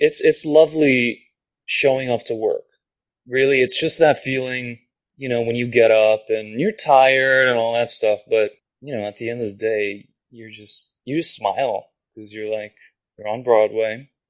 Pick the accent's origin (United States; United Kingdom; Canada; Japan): Japan; first language Japanese; English is a second language; moved away; Japanese is my first language, technically. Okay. Yeah, no, I grew up there. And I grew up speaking both, so. But I do consider it my first language, having grown up there.